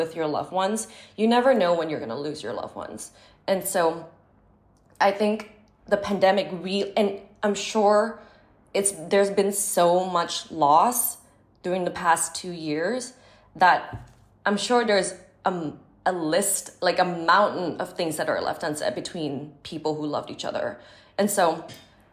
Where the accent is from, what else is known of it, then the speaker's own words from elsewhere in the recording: Bangkok, Thailand; moved away as an adult; now in Los Angeles, United States; my experience growing up in Thailand